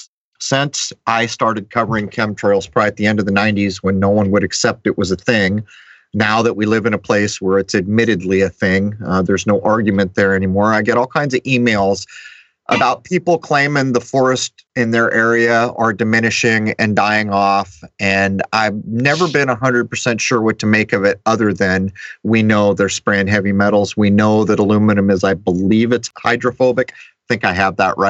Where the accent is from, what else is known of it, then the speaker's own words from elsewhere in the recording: San Diego, California, United States; I grew up in the East County of San Diego, way out in the hills, and I spent endless hours of my childhood hiking.